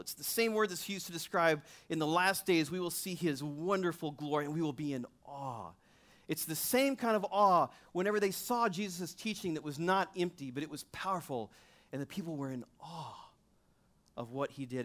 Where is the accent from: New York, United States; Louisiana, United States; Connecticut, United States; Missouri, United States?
Missouri, United States; I'm from Missouri